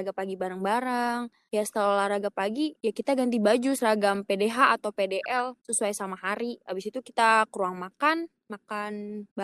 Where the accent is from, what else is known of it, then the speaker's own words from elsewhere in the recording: Serang, Banten, Indonesia; dari Prodi Teknik Bangunan Landasan Angkatan ke-11, asalnya asal Serang, lahirnya di Jawa.